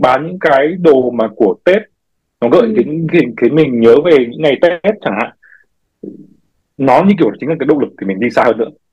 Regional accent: Vietnam; moved away as an adult; mình sinh ra mình lớn lên từ Việt Nam

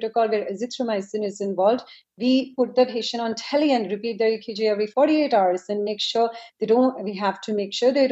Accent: India; now in United States; I'm from India

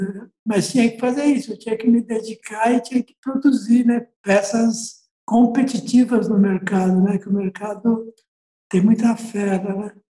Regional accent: São Paulo, Brazil; eu nasci aqui, né? Então eu sou paulistano e sou bem urbanoide mesmo.

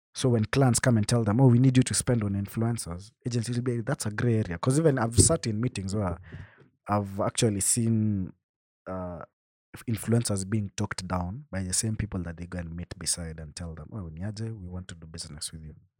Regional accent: Bomet, Bomet County, Kenya; I come from Bomet, so where we stay, my home, home, there's no Safaricom lines that serve Wi-Fi

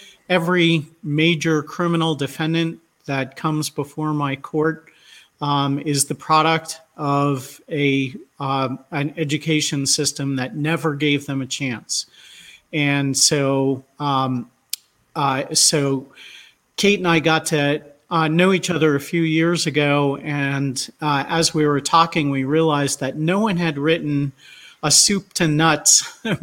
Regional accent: New Jersey, United States; I still have lifetime teacher certification in my home state of New Jersey

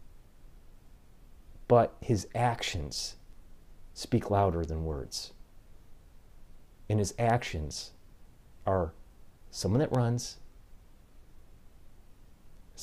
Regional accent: Detroit, Michigan, United States; now in New York, United States; I'm from the Detroit area as an automotive engineer and moved to New York

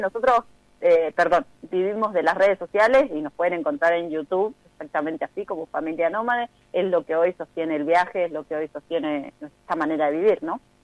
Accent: Neuquén, Argentina; moved away as an adult; also born or lived in Saladillo, Buenos Aires Province; Yo soy de Saladillo, provincia de Buenos Aires, más vivo en Neuquén desde muy pequeña

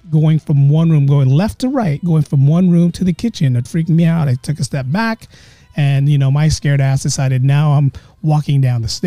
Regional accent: Philippines; we're all Filipino. So there's a certain ghost in the Philippines

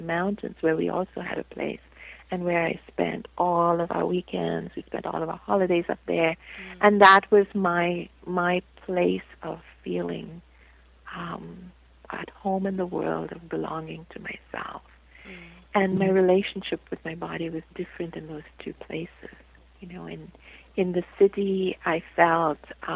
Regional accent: India; moved away; I was born and raised in India

